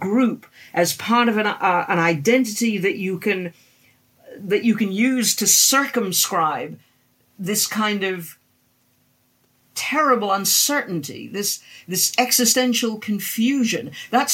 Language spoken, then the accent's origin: English; New York, United States; moved away as an adult; also born or lived in Boston, Massachusetts, United States / Los Angeles, California, United States / San Francisco, California, United States; now in United Kingdom; I was born in Boston, I grew up in New York, and then I spent the last 6 years in California, Los Angeles and San Francisco.